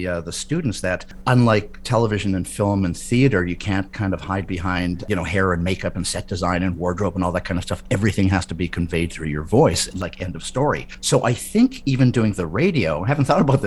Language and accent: English; Winnipeg, Manitoba, Canada; born or raised there